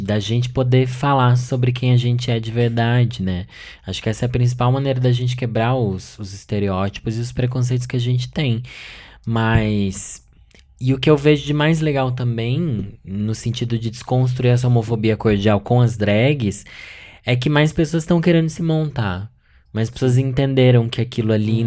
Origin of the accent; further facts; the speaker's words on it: Sorocaba, São Paulo, Brazil; moved away; eu sou de Sorocaba, interior de São Paulo